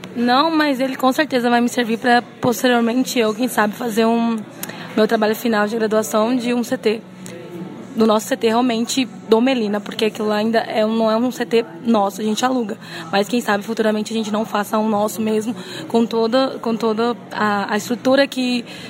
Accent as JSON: {"language": "Portuguese", "town": "Parnaíba", "region": "Piauí", "country": "Brazil", "tie": "born or raised there", "moved": "as an adult", "lives_now": "Cuiabá, Brazil", "said": "eu sou natural de Parnaíba, litoral piauiense"}